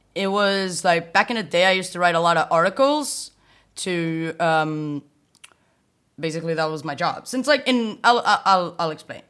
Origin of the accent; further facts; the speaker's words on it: a small town near Porto, Norte, Portugal; moved away as an adult; now in Berlin, Germany; I am originally from Portugal, a small town near Porto, just moved to Berlin.